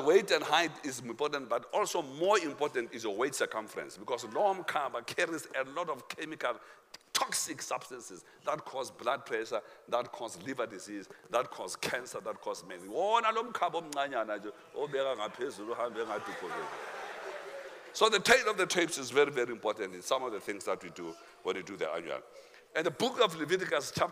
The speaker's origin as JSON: {"language": "English", "country": "South Africa", "said": "we are South African"}